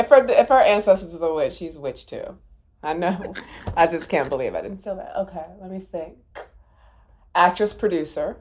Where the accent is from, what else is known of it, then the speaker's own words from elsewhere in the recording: Maryland, United States; I'm from Maryland